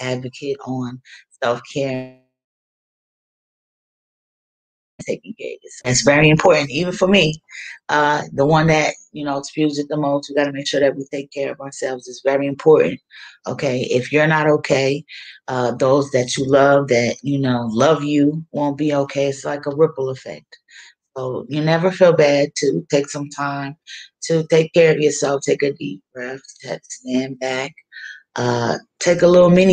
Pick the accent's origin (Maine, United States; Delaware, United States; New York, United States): Delaware, United States; Wilmington; I'm from Wilmington, Delaware